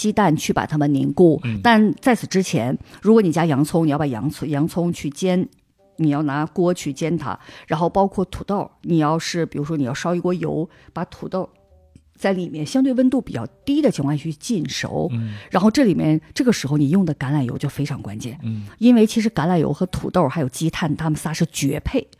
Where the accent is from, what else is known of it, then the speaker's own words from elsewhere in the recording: Northeast China, China; 像我记得我小的时候在东北吃的那个青椒，觉得很有味道。